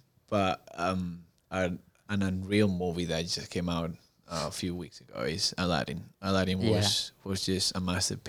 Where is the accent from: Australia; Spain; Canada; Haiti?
Spain; English is a second language; now in Chattanooga, United States; And I like when I grew up in Spain, it's kind of like an outdoors place, kind of like Chattanooga is.